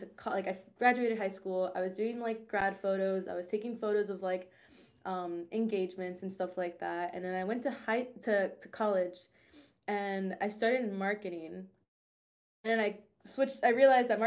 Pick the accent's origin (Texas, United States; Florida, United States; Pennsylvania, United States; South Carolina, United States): Florida, United States; Orlando; I'm from Orlando, senior in college